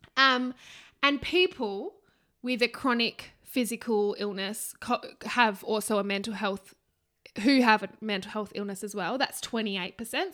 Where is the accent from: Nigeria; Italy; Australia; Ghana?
Australia; we are Australian